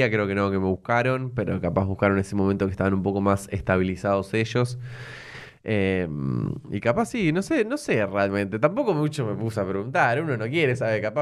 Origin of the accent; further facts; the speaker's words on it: San Isidro, Buenos Aires Province, Argentina; also born or lived in zona norte; Em, yo nací eh, bueno, en San Isidro. Ah, sí. Eh, ahí en zona norte. Sí, viví toda mi vida ahí.